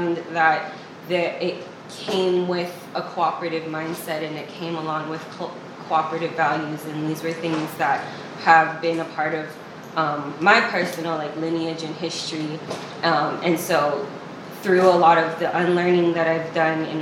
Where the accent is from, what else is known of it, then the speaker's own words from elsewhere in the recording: Wailua, Hawaii, United States; also born or lived in East Oakland, California; now in Oakland, United States; I was born and raised in Wailua, Hawaii